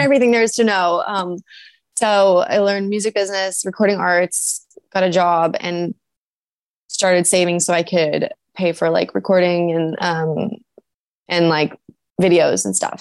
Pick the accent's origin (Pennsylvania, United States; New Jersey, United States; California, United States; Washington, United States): California, United States; San Diego; also born or lived in Oceanside, California; now in Los Angeles, United States; loved growing up in San Diego